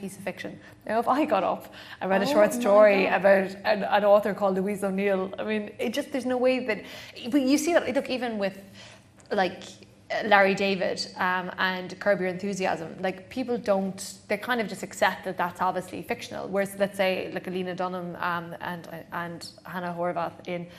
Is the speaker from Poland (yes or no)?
no; Clonakilty, Munster, Ireland; moved away; also born or lived in Dublin / New York; when I was growing up in Clonakilty